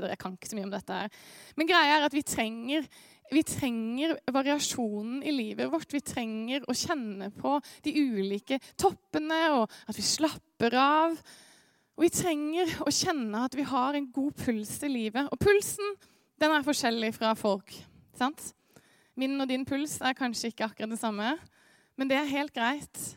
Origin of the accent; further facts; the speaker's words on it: Eastern Norway, Norway; accent: østlending with skarre; Selv om det er kjempeforvirrende med dialekta mi, så er jeg en slags østlending med en skarre eh, Spør meg om det etterpå.